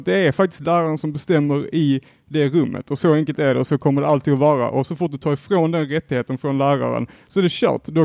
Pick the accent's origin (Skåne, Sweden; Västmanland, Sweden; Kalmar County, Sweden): Skåne, Sweden; Helsingborg; jag är också från Helsingborg